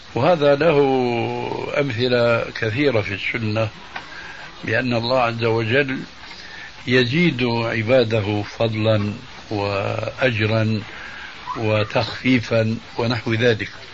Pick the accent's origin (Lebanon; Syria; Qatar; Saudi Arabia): Syria; عندنا في سوريا